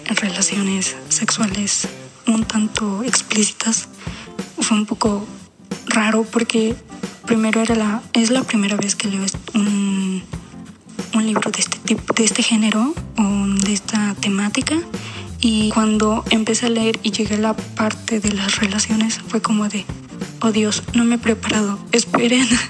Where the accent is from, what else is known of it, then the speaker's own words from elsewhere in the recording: Mexico; soy de México